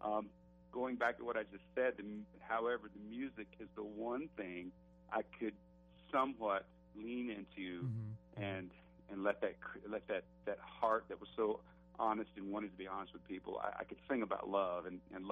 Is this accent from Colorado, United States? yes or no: no; Alabama, United States; I'm from Alabama